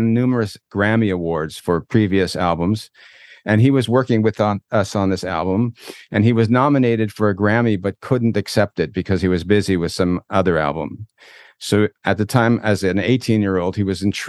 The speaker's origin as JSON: {"language": "English", "town": "Toronto", "region": "Ontario", "country": "Canada", "tie": "born or raised there", "moved": "as an adult", "lives_now": "Israel", "said": "I grew up actually in Toronto originally."}